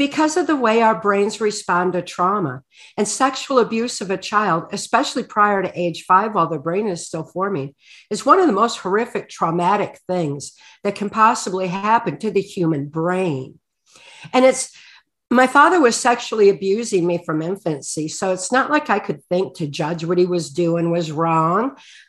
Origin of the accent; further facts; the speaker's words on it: Muskegon, Michigan, United States; born there; So by the time I was born in 1957 in Muskegon, Michigan